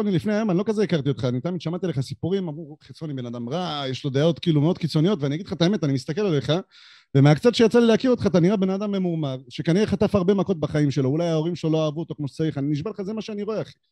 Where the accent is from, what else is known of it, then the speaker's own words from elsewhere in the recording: Georgia; אני גרוזיני